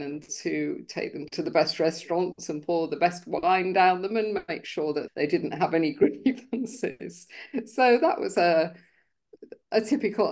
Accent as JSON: {"language": "English", "region": "London", "country": "United Kingdom", "tie": "born or raised there", "said": "I grew up in UK in London."}